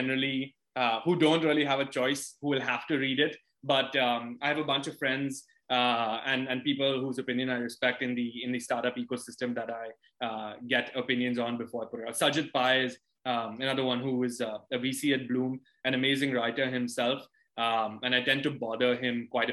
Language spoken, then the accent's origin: English; India; also born or lived in London, United Kingdom; I grew up largely in India